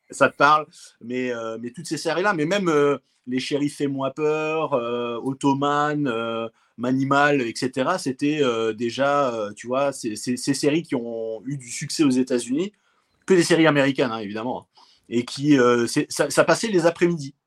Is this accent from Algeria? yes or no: no; France; chez nous, en France